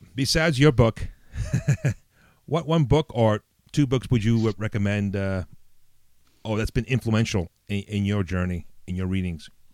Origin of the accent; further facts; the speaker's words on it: New York City, New York, United States; also born or lived in Italy; as a kid, you know, living in the Bronx, growing up in the Bronx, New York